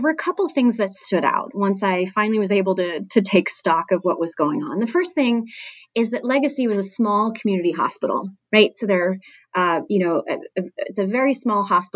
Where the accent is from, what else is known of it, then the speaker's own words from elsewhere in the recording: Canada; moved away; I'm originally from Canada